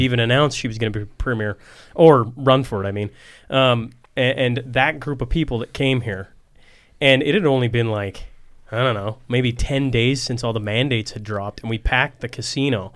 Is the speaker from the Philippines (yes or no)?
no; Saskatchewan, Canada